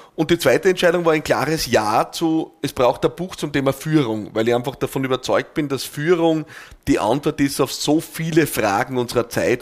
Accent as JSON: {"language": "German", "country": "Austria", "said": "bei uns in Österreich"}